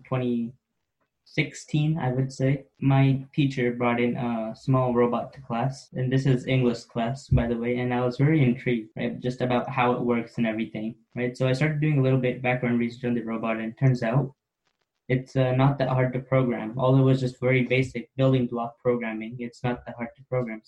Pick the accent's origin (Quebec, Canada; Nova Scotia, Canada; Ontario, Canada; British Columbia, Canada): Ontario, Canada; Oakville; I'm from Oakville, Ontario.